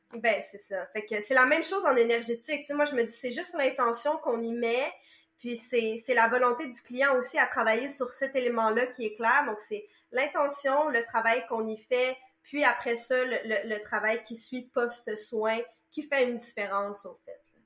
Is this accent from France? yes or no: no; Montreal, Quebec, Canada; moi je viens de Montréal